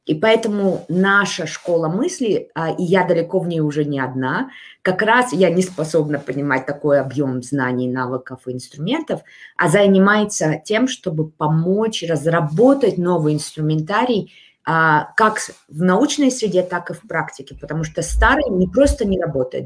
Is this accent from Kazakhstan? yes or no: yes; Almaty, Kazakhstan; Я родилась в Алмате